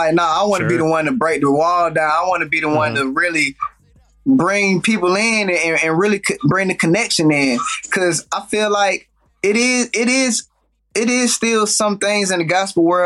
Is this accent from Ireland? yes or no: no; Atlanta, Georgia, United States; growing up in Atlanta